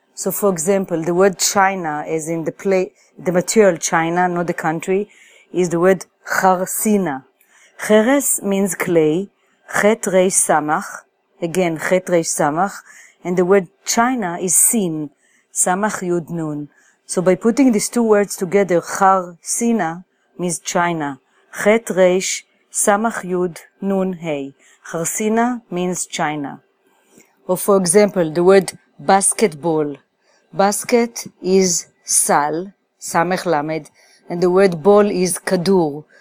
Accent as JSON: {"language": "English", "town": "Jerusalem", "region": "Jerusalem District", "country": "Israel", "tie": "born or raised there", "also_born_or_lived": "New York City", "moved": "as an adult", "lives_now": "New York, United States", "said": "I was born in Jerusalem"}